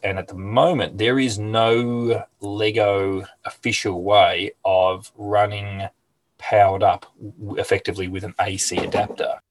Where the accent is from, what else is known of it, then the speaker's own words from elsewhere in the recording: Hastings, Victoria, Australia; I'm in a little town called Hastings, which is about an hour's drive south of Melbourne on the Mornington Peninsula. Um, mm. lived here all my life. I have moved away, but I ended up coming back to my hometown